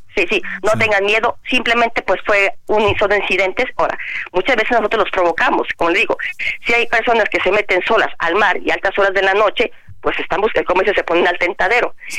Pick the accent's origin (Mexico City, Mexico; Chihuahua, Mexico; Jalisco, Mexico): Jalisco, Mexico; mi tierra, en Jalisco